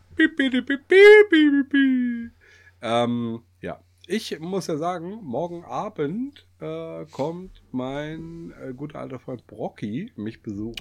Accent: Kassel, Hesse, Germany; wir kommen ja aus Kassel

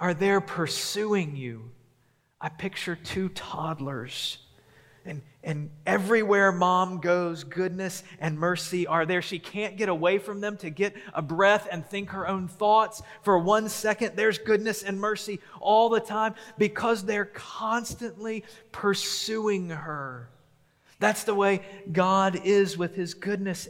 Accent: Memphis, Tennessee, United States; now in Huntsville, United States; growing up in Memphis

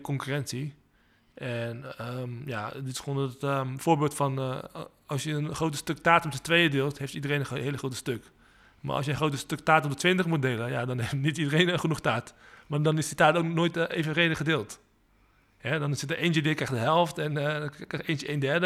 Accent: Netherlands; also born or lived in Leiden; ik ben van eh, eh, Aziatische afkomst. Eh, wel geboren in Nederland

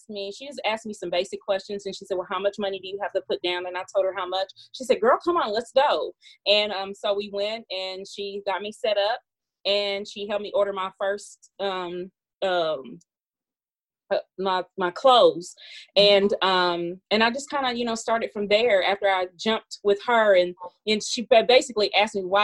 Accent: Kentucky, United States; also born or lived in Mississippi / Elizabethtown, Kentucky; Originally, I'm Mississippi born, but Kentucky raised

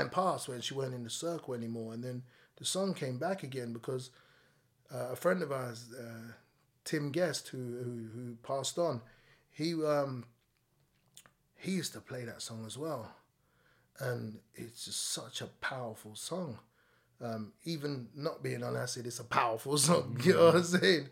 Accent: London, United Kingdom; I grew up in Packet and Estate, which is Islington.

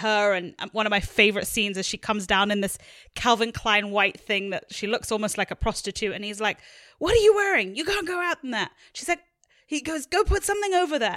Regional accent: England, United Kingdom; as a young girl in England

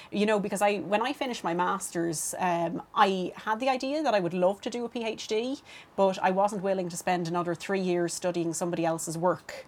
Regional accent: Dublin, Leinster, Ireland; I grew up in Clondalkin, and there wasn't a whole lot going on then in Clondalkin

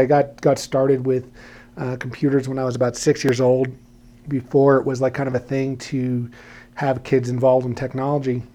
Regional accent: New York City, New York, United States; moved away as an adult; also born or lived in Poughkeepsie, New York / Brooklyn, New York; now in Colorado, United States; From New York, born and raised

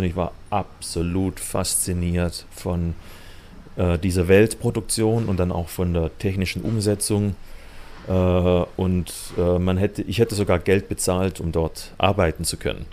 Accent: Hochdorf, Baden-Württemberg, Germany; also born or lived in Kirchheim unter Teck; Im schönen Schwabenland in der Nähe von Stuttgart. Also in Kirchheim-Deck bin ich geboren und aufgewachsen in Hochdorf

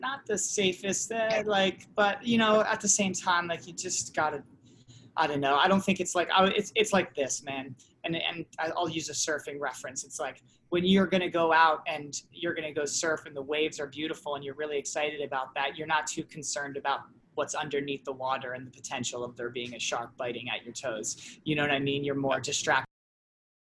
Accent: New England, United States; moved away as an adult; also born or lived in Los Angeles, United States; I'm from New England, like initially

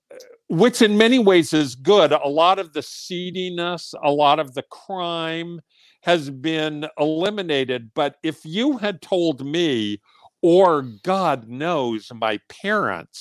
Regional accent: New York City, New York, United States; I grew up in the incorporated village of the Upper East Side

